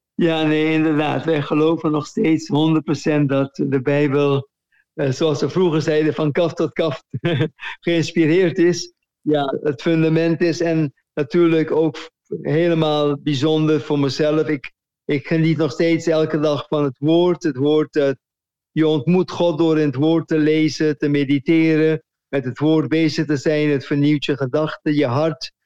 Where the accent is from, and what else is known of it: Curaçao; moved away as an adult; also born or lived in Netherlands